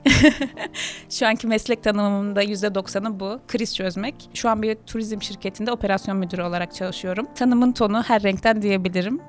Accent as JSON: {"language": "Turkish", "region": "Adana", "country": "Turkey", "also_born_or_lived": "Kocaeli / Istanbul", "moved": "yes"}